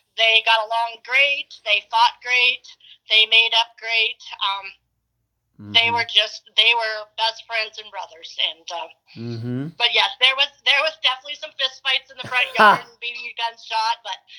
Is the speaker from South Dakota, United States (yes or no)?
yes; Rapid City, South Dakota, United States; now in Edgemont, United States; Everett and I grew up in Rapid City, South Dakota